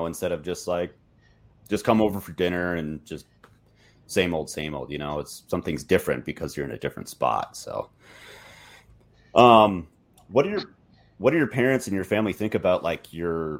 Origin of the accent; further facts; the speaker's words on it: Minnesota, United States; now in Montana, United States; I'm from Minnesota and I live in Montana.